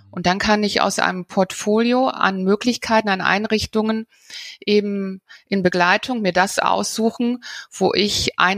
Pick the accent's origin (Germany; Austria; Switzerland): Germany; Bonn, North Rhine-Westphalia; Ja, also ich bin, bin selber groß geworden in Bonn und dort in der mhm. Bankenwelt.